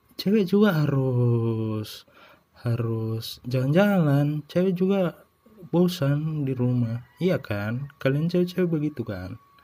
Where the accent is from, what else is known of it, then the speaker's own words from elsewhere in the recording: Indonesia; kita orang Indo